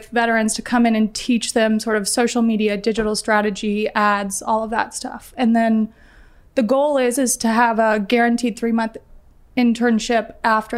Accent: Northern Virginia, United States; also born or lived in Fort Worth, Texas; I was born in Fort Worth, but I grew up in Northern Virginia

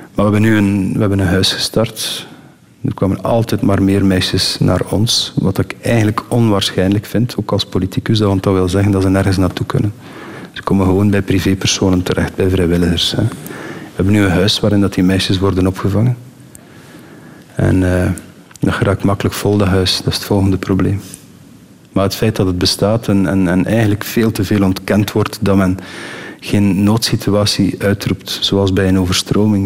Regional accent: Eernegem, Flanders, Belgium; also born or lived in Ostend / Switzerland; Ik ben van Ernehem, de beroemde B-52 is in Ernehem

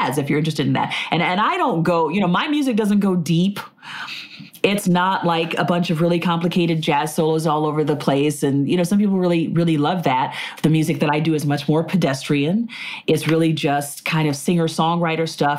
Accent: Tulsa, Oklahoma, United States; moved away; also born or lived in Nashville / New York / Philadelphia; my hometown in Tulsa

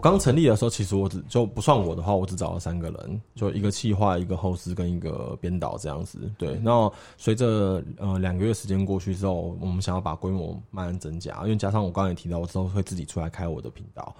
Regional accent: Taiwan; 我们从台湾来的

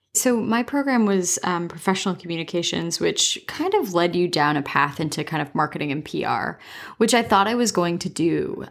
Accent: Dorchester, Ontario, Canada; also born or lived in Waterloo, Ontario / Toronto; I grew up in Dorchester, Ontario

